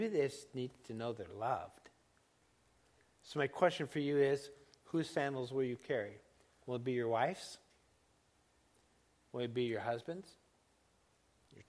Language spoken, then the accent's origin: English; Laguna Beach, California, United States; I grew up in Laguna Beach